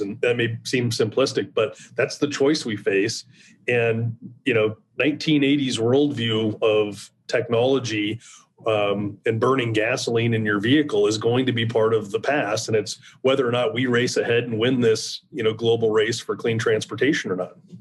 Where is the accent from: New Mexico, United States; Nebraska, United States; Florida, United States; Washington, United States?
Nebraska, United States; I'm from Nebraska